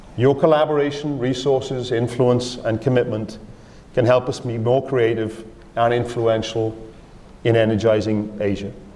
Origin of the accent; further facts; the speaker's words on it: Wales, United Kingdom; moved away; also born or lived in Australia; I'm from a small country. Wales is in the UK